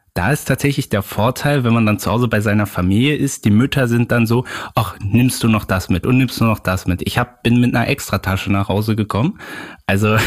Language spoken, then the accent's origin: German; Berlin, Germany; als Berliner, also als gebürtiger Berliner